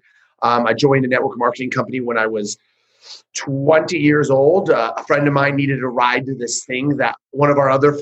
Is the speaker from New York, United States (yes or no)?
no; Northern California, United States; moved away as an adult; also born or lived in Modesto, California; now in Central California, United States; I'm from Northern California. Right now, I kind of live a little more Central California